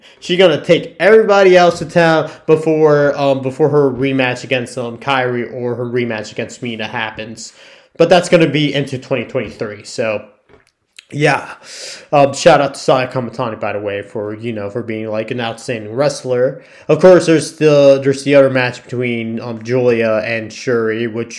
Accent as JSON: {"language": "English", "region": "Florida", "country": "United States", "said": "I'm from Florida"}